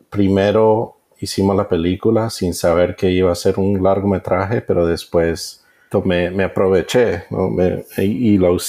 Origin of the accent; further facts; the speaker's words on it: United States; Spanish is a second language; Me perdonas porque soy gringo y a veces se me atrancan las palabras.